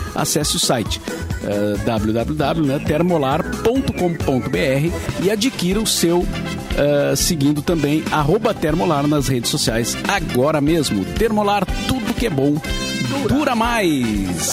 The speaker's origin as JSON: {"language": "Portuguese", "town": "Cachoeira do Sul", "region": "Rio Grande do Sul", "country": "Brazil", "tie": "born or raised there", "said": "Cachoeira do Sul, a minha terra natal"}